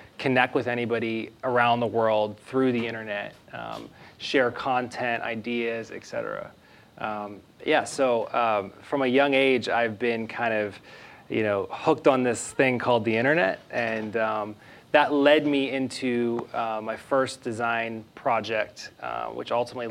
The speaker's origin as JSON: {"language": "English", "town": "Pittsburgh", "region": "Pennsylvania", "country": "United States", "tie": "born or raised there", "moved": "as an adult", "lives_now": "Austin, United States", "said": "So I'm originally from Pittsburgh, Pennsylvania. I was born and raised on a 20-acre farm right outside the city, and moved to Austin about 5 years ago"}